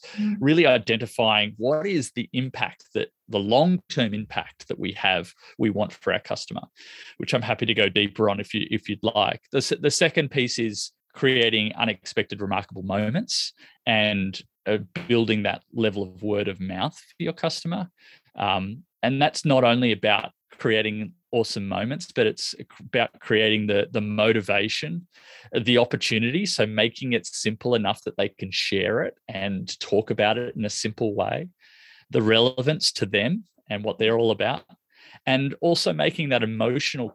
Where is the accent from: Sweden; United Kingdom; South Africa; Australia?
Australia; I'm from Australia